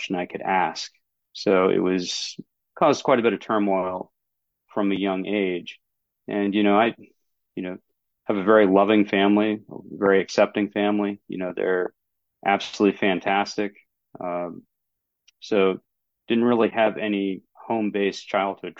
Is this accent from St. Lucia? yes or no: no; down east Maine, United States; I'm in down east Maine. So closest city to where I'm at would be Bangor.